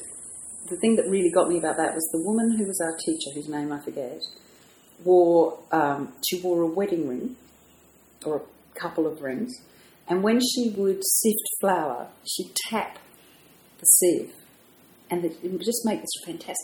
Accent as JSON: {"language": "English", "region": "London", "country": "United Kingdom", "tie": "born or raised there", "also_born_or_lived": "America / Japan", "moved": "as an adult", "lives_now": "Sydney, Australia", "said": "I grew up in London"}